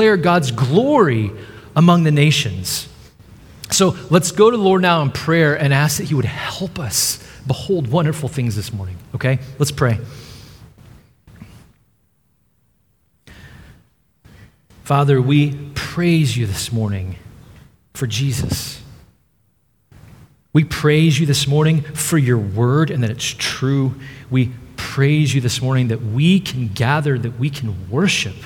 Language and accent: English; Dallas, Texas, United States; moved away; I'm from the Dallas area in Texas